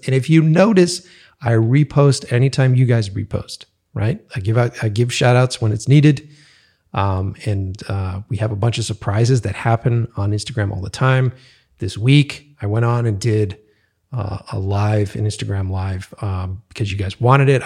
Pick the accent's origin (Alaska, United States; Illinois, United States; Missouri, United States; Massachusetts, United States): Massachusetts, United States; Boston; moved away; I'm from the East Coast originally, so from Boston